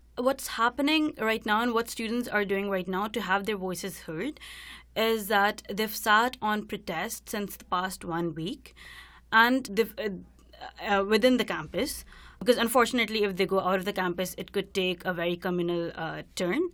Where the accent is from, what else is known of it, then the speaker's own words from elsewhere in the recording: India; moved away as an adult; now in Vancouver, Canada; I'm from India, and I'm in my first year of P H D program in social justice at the University of British Columbia.